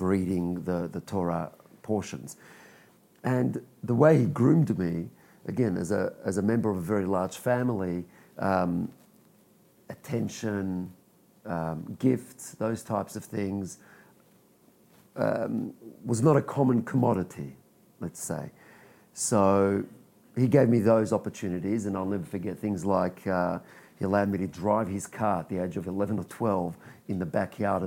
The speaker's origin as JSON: {"language": "English", "country": "Australia", "tie": "born or raised there", "also_born_or_lived": "Israel"}